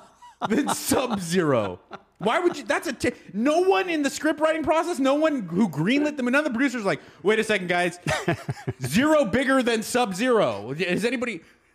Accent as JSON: {"language": "English", "town": "Pasadena", "region": "California", "country": "United States", "tie": "born or raised there", "said": "Jackie Robinson grew up where I grew up in Pasadena."}